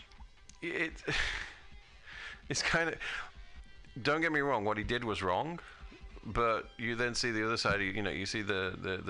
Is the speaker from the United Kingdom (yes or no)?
yes; United Kingdom; moved away as an adult; now in United States; I'm from a British country, I'm from Great Britain